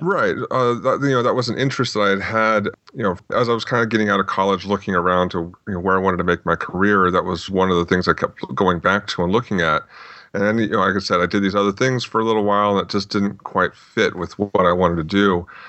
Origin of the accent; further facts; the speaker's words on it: Phoenix, Arizona, United States; also born or lived in Tucson, Arizona; I grew up mostly in the uh, the Phoenix, Arizona area. Before that, my dad was in the Air Force, so we bounced around a little bit